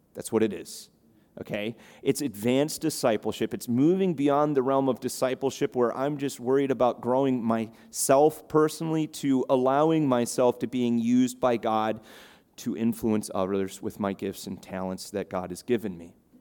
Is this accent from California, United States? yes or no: no; Chicago, Illinois, United States; now in Cape Cod, United States; I grew up in the Midwest in Chicago